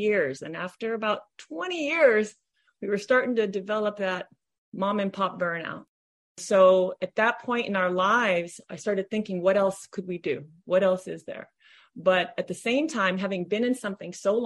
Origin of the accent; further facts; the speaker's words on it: Honolulu, Hawaii, United States; moved away as an adult; now in Southern California, United States; I'm from Honolulu, Hawaii, where my husband and I owned and operated a swimming pool business for over 30 years.